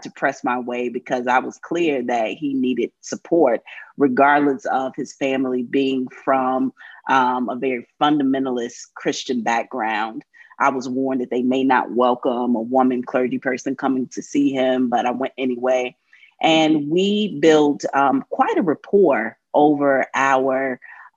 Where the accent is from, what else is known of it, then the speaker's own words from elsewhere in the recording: North Carolina, United States; a queer woman growing up in the Church of God Church in North Carolina